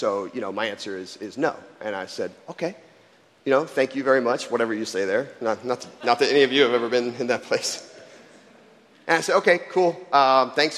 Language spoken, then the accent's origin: English; Jacksonville, Florida, United States; I was growing up in Jacksonville, Florida. I was interning at my church that I grew up